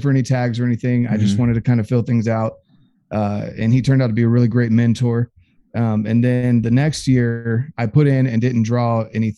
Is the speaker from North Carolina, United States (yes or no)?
yes; North Carolina, United States; moved away as an adult; I grew up in North Carolina for 18 years of my life.